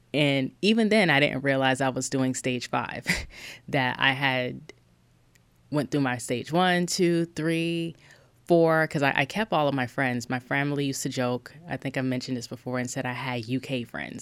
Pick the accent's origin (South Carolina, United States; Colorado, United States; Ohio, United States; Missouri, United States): South Carolina, United States; I'm from South Carolina, you guys. I'm a Black woman in South Carolina